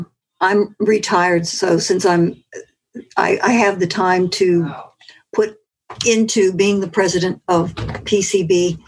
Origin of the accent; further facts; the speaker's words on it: Pittsburgh, Pennsylvania, United States; moved away as an adult; also born or lived in Washington, D.C.; I grew up in Pittsburgh. I went away to Washington, D.C., and lived there for 20 years, and then Doug and I came back to Pittsburgh